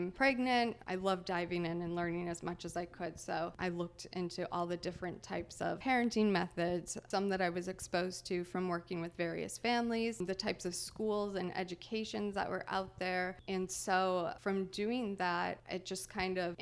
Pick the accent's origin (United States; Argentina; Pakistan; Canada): Canada; Kakabeka Falls, Ontario; moved away; I'm originally from Canada. It's called Thunder Bay. I come from the country. The name of the country is Kekabeka Falls